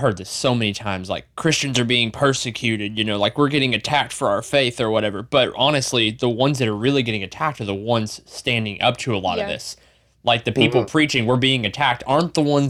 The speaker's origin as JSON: {"language": "English", "region": "the South", "country": "United States", "said": "we're from the South"}